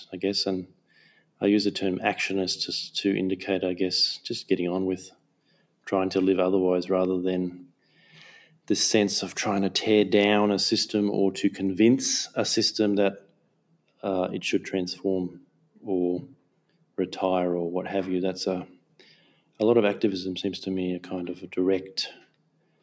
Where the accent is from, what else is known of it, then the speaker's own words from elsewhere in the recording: Darwin, Northern Territory, Australia; moved away as an adult; also born or lived in Townsville, Queensland / Gulf of Carpentaria (ancestry); now in Melbourne, Australia; I myself and my mother were born in Townsville. I lived there till I was 9, and then I moved to Darwin, and I grew up in Darwin. I lived in Darwin for 20 years, and then about 15, 16 years ago I moved to the Melbourne or Nam area